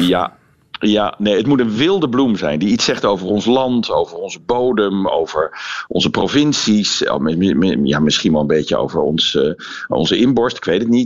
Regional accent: North Brabant, Netherlands; bij ons in Brabant

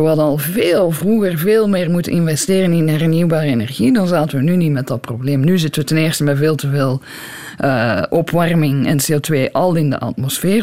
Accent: Belgium; moved away as an adult; also born or lived in Brussels; now in Tucson, United States; als Belg

